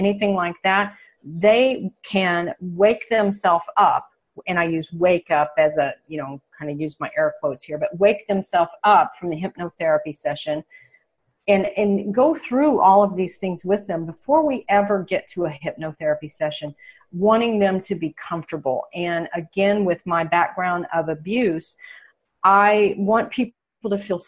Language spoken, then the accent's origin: English; Oklahoma, United States; moved away as an adult; also born or lived in Phoenix, Arizona; I'm a girl from Oklahoma, and when I left here 3 years ago and moved to the Phoenix area